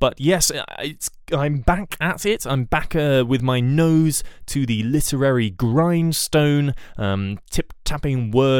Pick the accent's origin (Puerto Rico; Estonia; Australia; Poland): Puerto Rico; accent: Puerto Rican; at least that's what I thought until I got to the acting class and was very relieved to find that my Puerto Rican accent was not required